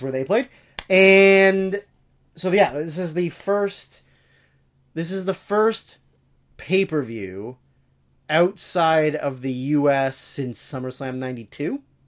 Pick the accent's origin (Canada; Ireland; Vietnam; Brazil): Canada; growing up as a Canadian